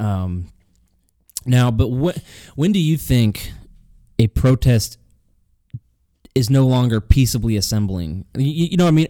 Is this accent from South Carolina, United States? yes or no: no; Illinois, United States; I was born in Illinois